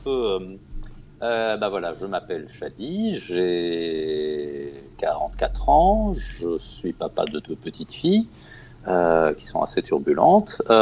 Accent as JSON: {"language": "French", "country": "Germany", "tie": "born or raised there", "second_language": "French", "said": "en fait, j'ai passé mon enfance en Allemagne et à la télé allemande"}